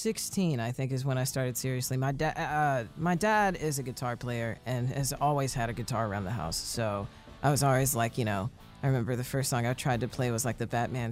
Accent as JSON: {"language": "English", "area": "Marietta area", "region": "Georgia", "country": "United States", "tie": "born or raised there", "also_born_or_lived": "Miami, Florida / Cleveland, Tennessee / Birmingham / Nashville", "said": "I was kind of raised here. You know, Addison Elementary, J.J. Daniels, Sprayberry, like right up the road. From here."}